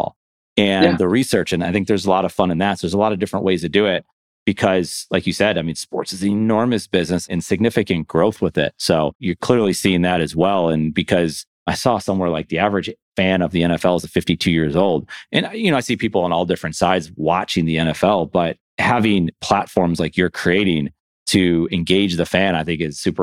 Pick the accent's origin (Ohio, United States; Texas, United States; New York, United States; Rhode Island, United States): New York, United States; Buffalo; moved away; I'm originally from Buffalo, New York